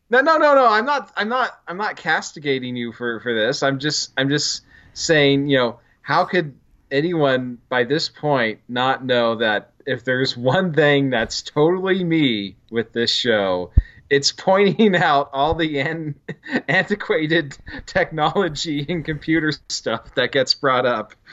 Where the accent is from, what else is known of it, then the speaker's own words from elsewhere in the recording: Carson City, Nevada, United States; Carson City